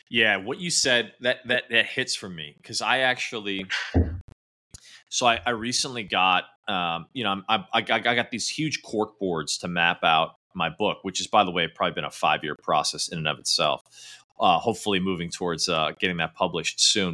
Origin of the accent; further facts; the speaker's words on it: Midwest, United States; I grew up in the Midwest